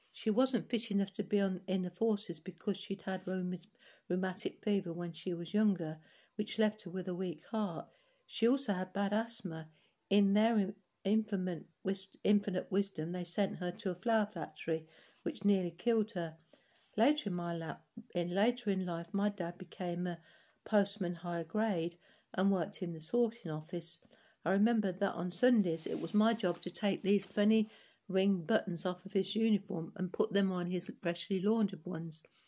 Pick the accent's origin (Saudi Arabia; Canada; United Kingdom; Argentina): United Kingdom; London; I was born in Hackney Hospital, London. I went to Clapton Park Secondary School